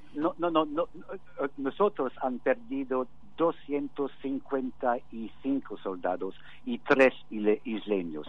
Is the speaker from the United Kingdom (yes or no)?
yes; United Kingdom; Spanish is a second language; somos todos británicos